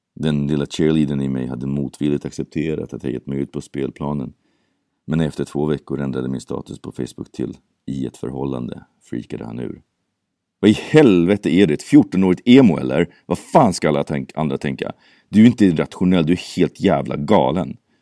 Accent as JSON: {"language": "Swedish", "country": "Sweden", "accent": "Swedish", "said": "min svenska brytning som lyser igenom allt som oftast"}